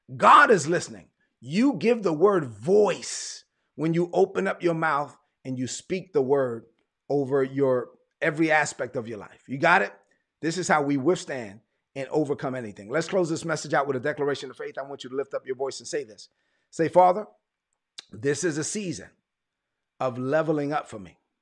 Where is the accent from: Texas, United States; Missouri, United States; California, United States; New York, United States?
New York, United States; New York City; moved away; I'm from Brooklyn